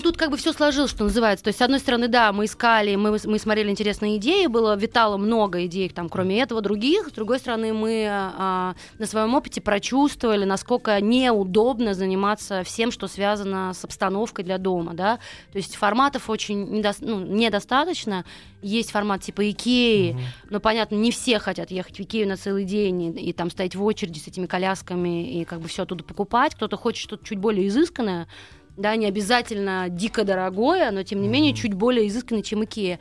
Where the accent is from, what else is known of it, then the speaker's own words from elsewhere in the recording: Nizhny Novgorod, Nizhny Novgorod Oblast, Russia; moved away as an adult; also born or lived in United States; now in Moscow, Russia; я вообще выросла в Нижнем Новгороде, то есть я не москвичка